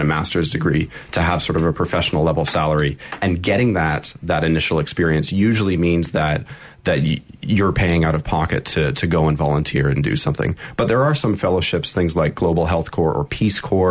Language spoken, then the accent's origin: English; Canada; moved away as an adult; I'm originally from Canada, but I've been living mostly abroad for the past 7 or 8 years, moving around